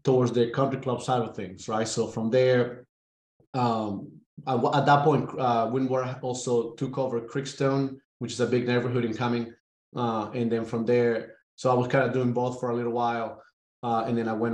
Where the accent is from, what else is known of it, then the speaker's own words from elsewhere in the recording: Caracas, Capital District, Venezuela; moved away as an adult; also born or lived in Jacksonville, Alabama; now in Atlanta, United States; born and raised in Caracas, Venezuela